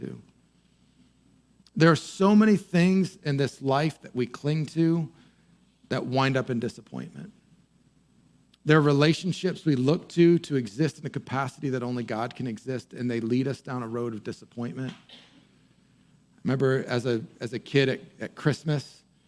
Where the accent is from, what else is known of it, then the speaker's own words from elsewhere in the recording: near Boston, Massachusetts, United States; I grew up near Boston